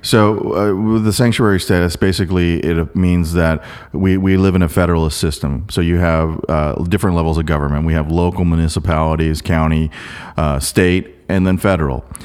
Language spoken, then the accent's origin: English; South Korea; now in Portland, United States; I was born in Korea